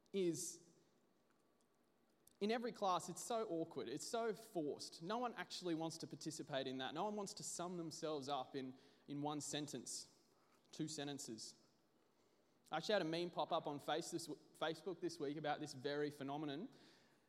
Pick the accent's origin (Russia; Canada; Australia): Australia; Brisbane, Queensland; I'm from Brisbane